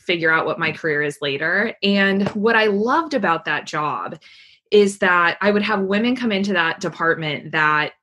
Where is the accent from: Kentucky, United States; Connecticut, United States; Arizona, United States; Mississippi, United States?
Arizona, United States; Tucson; I'm from Tucson, Arizona originally, and okay. Grew up in Arizona, and I'm a fifth generation Arizonan